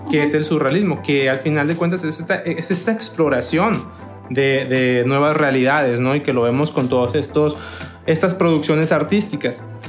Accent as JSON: {"language": "Spanish", "country": "Mexico", "said": "para nosotros como mexicanos"}